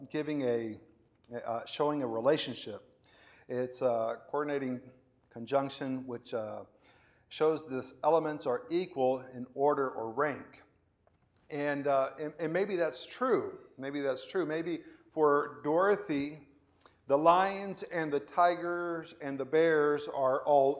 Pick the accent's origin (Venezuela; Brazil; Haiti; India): Venezuela; moved away as an adult; also born or lived in Florida, United States / Spain; now in Houston, United States; I was born in Florida, and I lived in Venezuela, and I lived in Spain, and now I live in Houston. Those are not equal in duration, right? I lived 18 years in Venezuela